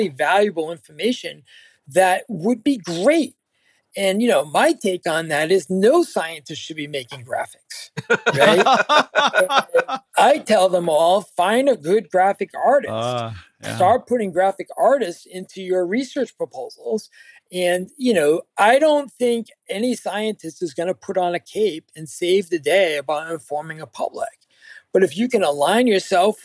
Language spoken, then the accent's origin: English; Cape Cod, Massachusetts, United States; accent: Cape Cod; me in Cape Cod with my accent